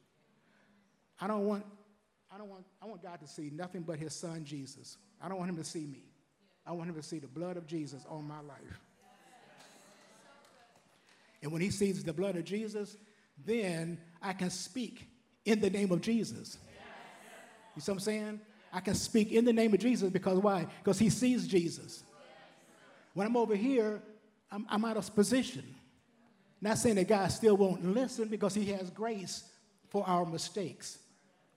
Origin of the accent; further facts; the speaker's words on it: Detroit, Michigan, United States; I was raised in Detroit back in the 60s